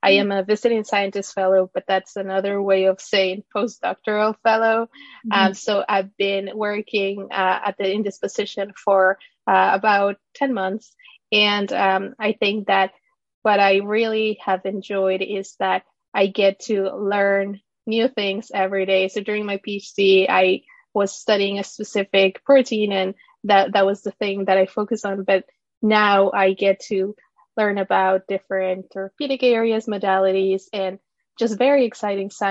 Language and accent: English; Ecuador; moved away as an adult; also born or lived in Florida, United States; now in United States; I was born and raised in Ecuador and moved to the U.S. with my family when I was 18 years old